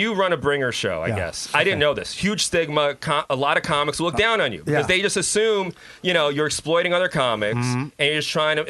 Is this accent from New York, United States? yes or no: yes; New York City, New York, United States; I grew up in the South Bronx. I was the only white kid in my whole neighborhood